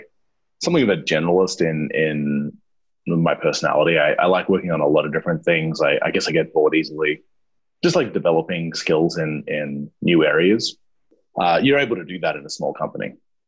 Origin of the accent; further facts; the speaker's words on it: Australia; Yeah, I surfed a lot as well being Australian